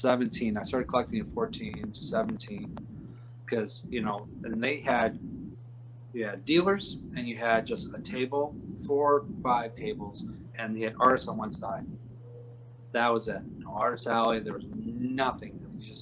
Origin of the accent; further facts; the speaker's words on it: Utica, New York, United States; I grew up in upstate New York. I grew up in Utica